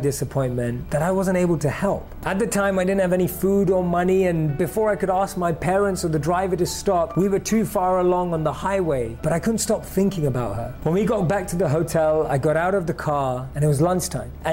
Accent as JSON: {"language": "English", "region": "London", "country": "United Kingdom", "tie": "born or raised there", "said": "Growing up in London"}